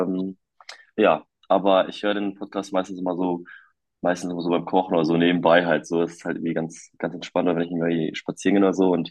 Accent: North Rhine-Westphalia, Germany; Ich bin äh, 24 Jahre alt und ich komme aus der Nähe von Münster.

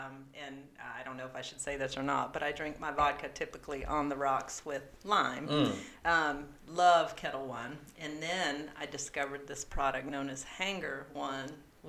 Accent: Murrells Inlet, South Carolina, United States; also born or lived in military kid, grew up all over the world; I'm a military kid, so I've grown up all over the world. But, {S4} so where are you not from, then? {S2} That's more like it. So in a short conversation, I say I'm from Merle's Inlet, South Carolina.

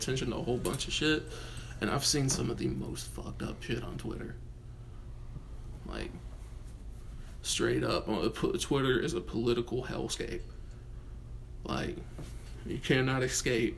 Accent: United States; we're all American.

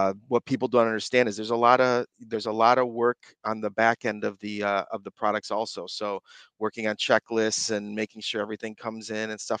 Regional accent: Michigan, United States; moved away as an adult; now in California, United States; I love going home back to Michigan

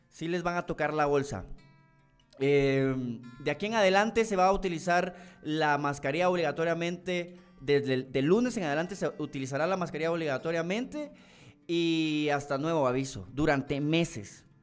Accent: Retalhuleu, Guatemala; Fíjate que yo soy de Reu y sí fue cierto, pero que agarraron bastante mala por todo Reu

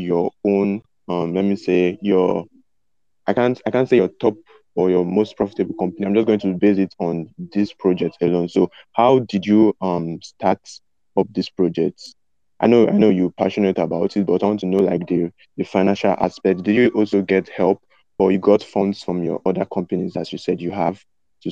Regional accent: Nigeria; I'm from Nigeria

